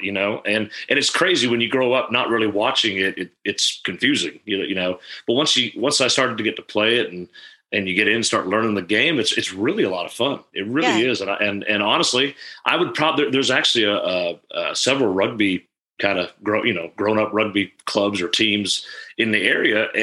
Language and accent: English; Canada; I was born and raised in Canada. I grew up on a farm there.